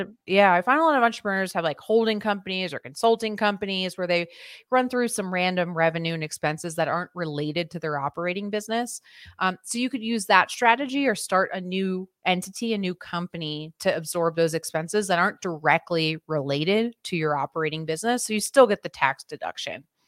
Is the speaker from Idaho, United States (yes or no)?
no; Philadelphia, Pennsylvania, United States; I'm originally from the Philadelphia area